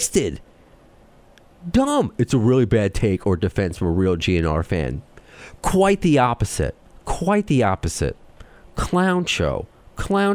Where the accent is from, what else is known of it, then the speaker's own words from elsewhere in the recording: New York, United States; accent: New York; my Jewish accent, my New York accent